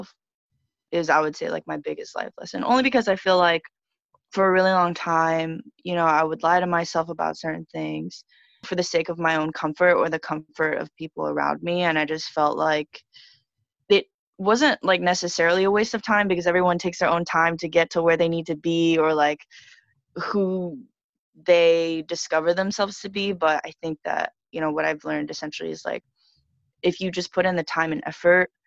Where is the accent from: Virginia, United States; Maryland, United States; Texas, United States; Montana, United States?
Texas, United States; Dallas; moved away as an adult; also born or lived in Los Angeles; now in New York, United States; I was born and raised in Dallas, Texas.